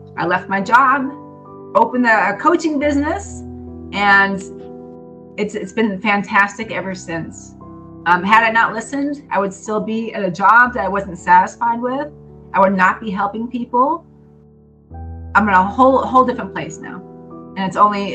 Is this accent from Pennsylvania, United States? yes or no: yes; Berwick, Pennsylvania, United States; From the same hometown that I'm from.